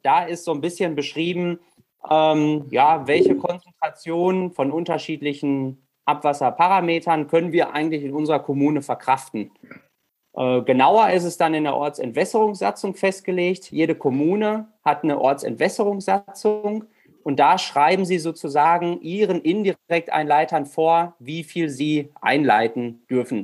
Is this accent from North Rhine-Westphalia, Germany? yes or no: yes; Rheine, North Rhine-Westphalia, Germany; ich komme aus Rheine, bin 30 Jahre alt